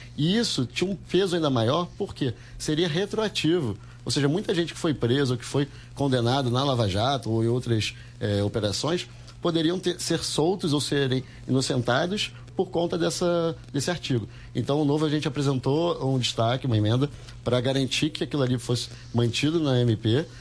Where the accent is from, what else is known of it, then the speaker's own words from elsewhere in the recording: Rio de Janeiro, Brazil; Eu sou do Rio de Janeiro